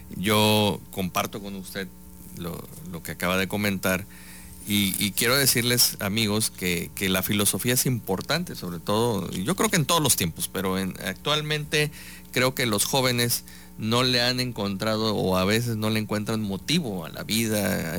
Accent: Veracruz, Mexico; soy veracruzano

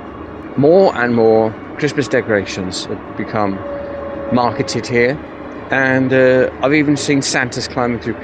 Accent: England, United Kingdom; moved away as an adult; now in Istanbul, Turkey; as an Englishman, if that's what I define myself here in this great city

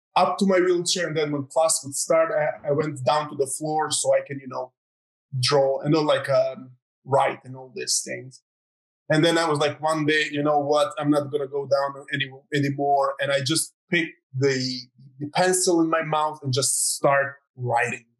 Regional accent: Croatia; I'm from Croatia

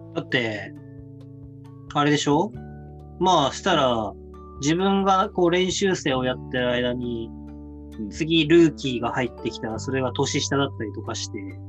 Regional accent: Hokkaido, Japan; moved away; 北海道で過ごした人間同士だから

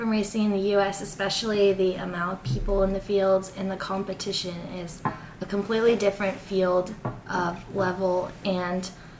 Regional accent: Northern California, United States; I'm also a second year junior. I'm 17 years old, and I'm from Northern California

